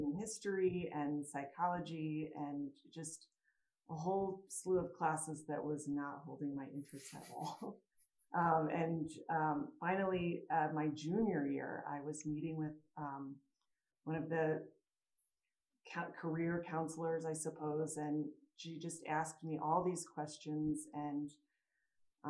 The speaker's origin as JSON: {"language": "English", "town": "St. Louis", "region": "Missouri", "country": "United States", "tie": "born or raised there", "also_born_or_lived": "Chicago", "moved": "as an adult", "lives_now": "Denver, United States", "said": "I grew up in St. Louis."}